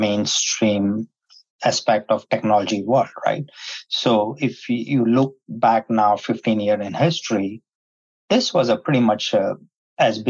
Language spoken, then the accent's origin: English; India; moved away as an adult; now in United States; I was born in India and migrated to the United States in the 90s in the tech boom.